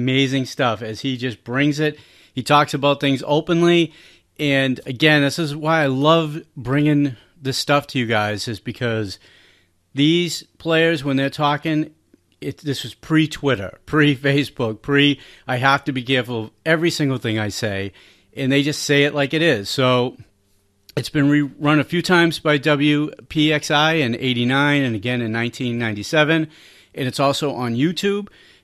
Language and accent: English; Boston, Massachusetts, United States; we are from Boston